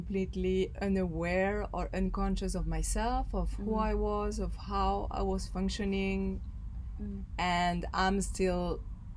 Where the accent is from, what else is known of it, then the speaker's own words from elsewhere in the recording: Belgium; I grew up in Belgium